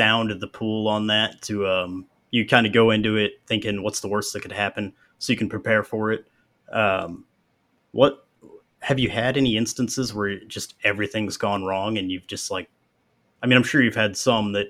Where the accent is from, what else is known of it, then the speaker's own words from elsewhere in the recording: Springfield, Missouri, United States; I'm from Springfield, Missouri, but my family's Irish